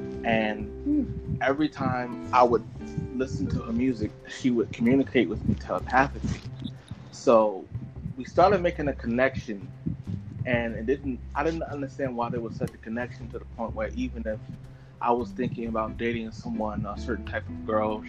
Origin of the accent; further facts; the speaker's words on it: Long Island, New York, United States; now in Georgia, United States; Well, I'm in Georgia, in America.